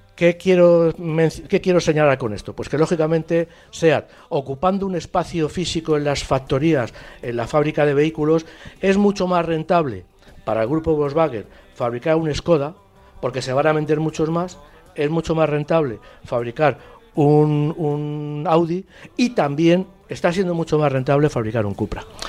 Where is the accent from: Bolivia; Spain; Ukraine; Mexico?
Spain; nosotros como, españoles